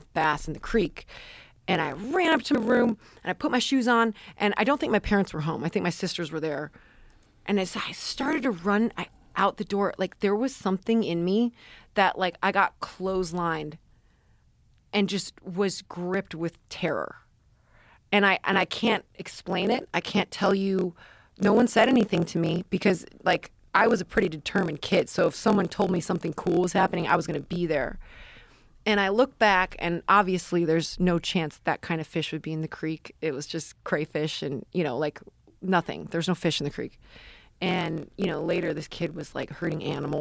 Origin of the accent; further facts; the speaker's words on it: Parma, Ohio, United States; I grew up in Parma, Ohio until middle school, which is pretty blue collar